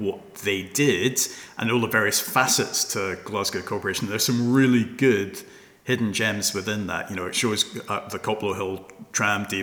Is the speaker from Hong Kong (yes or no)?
yes; Hong Kong; moved away; I was brought up in Hong Kong